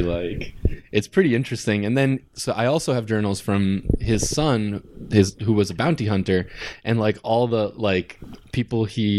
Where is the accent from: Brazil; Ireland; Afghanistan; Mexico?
Mexico; now in United States; I'm a naturalized citizen, and I, you know, like I was born in Mexico and most of my family's still in Mexico